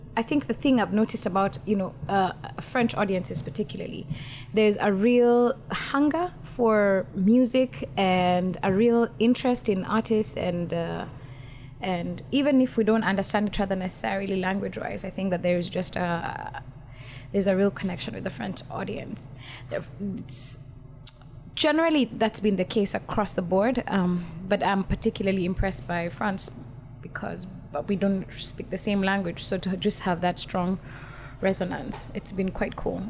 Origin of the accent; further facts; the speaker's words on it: Nairobi, Kenya; I come from Kenya, born and raised, and I still live there